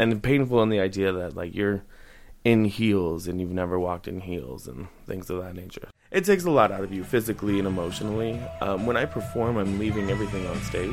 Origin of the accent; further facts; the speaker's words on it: South Bend, Indiana, United States; now in Bloomington, United States; I am from South Bend, Indiana.